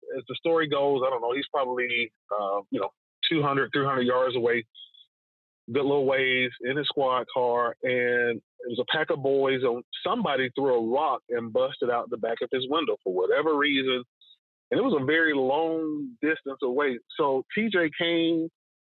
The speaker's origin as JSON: {"language": "English", "town": "Atlanta", "region": "Georgia", "country": "United States", "tie": "born or raised there", "said": "I was born and raised in Northwest Atlanta"}